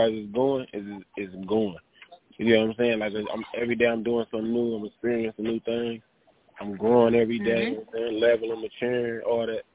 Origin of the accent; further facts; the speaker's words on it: Flint, Michigan, United States; I'm not from Detroit. We're from Flint, where the water bad at.